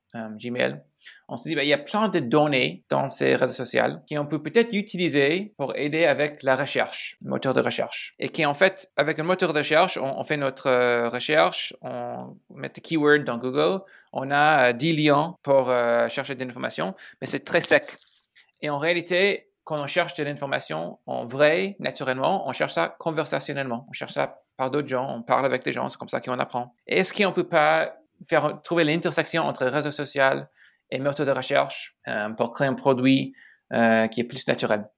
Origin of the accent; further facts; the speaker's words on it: Chicago, Illinois, United States; French is a second language; moved away as an adult; also born or lived in Silicon Valley, California / San Francisco; je suis né à Chicago, donc je suis Américain